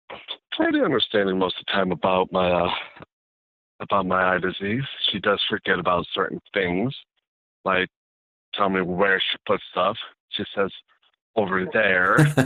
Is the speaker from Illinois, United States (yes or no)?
yes; Illinois, United States; I'm from Illinois.